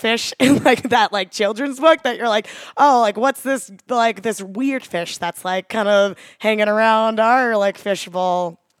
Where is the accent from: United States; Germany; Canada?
United States; Katy, Texas; So I grew up just outside of Houston in the kind of suburbs of Katy, Texas.